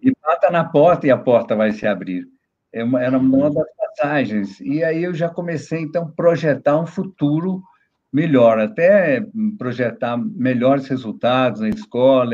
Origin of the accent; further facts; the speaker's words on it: Brazil; moved away as an adult; also born or lived in New York, United States; quando eu era criança em Ginópolis